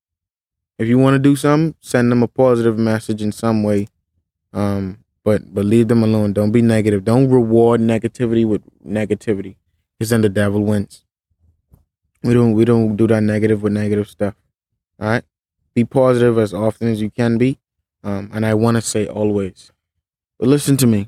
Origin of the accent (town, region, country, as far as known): Bahamas